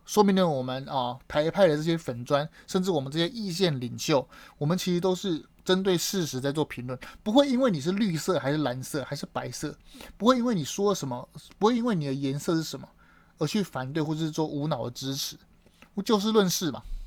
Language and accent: Chinese; Taiwan; 我们台湾人